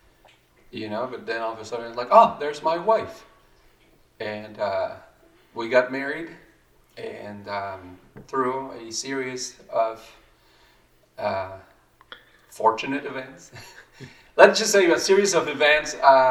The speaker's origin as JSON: {"language": "English", "country": "Mexico", "tie": "born or raised there", "said": "grew up in Mexico, became a Christian."}